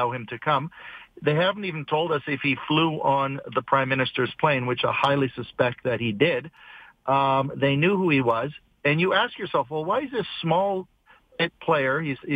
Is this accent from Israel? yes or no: no; Canada; as a Canadian and a taxpayer